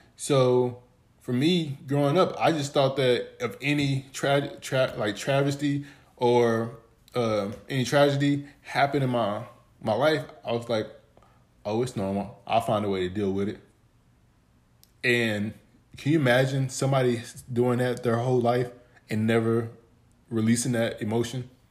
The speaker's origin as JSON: {"language": "English", "town": "Dallas", "region": "Texas", "country": "United States", "said": "I'm from Dallas, Texas, but I'm from a part of Dallas, Texas called Pleasant Grove"}